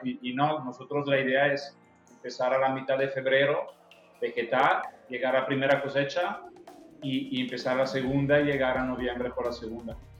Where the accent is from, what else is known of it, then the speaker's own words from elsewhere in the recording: Italy; accent: Italian; Spanish is a second language; moved away as an adult; also born or lived in Spain / Chihuahua, Mexico; now in Guadalajara, Mexico; yo soy italiano del acento